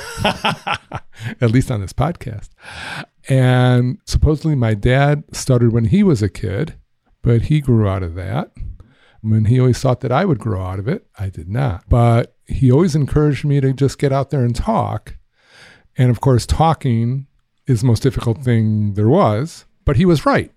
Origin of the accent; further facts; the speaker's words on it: Highland Park, Illinois, United States; I grew up in Highland Park. That's in the north shore of Chicago.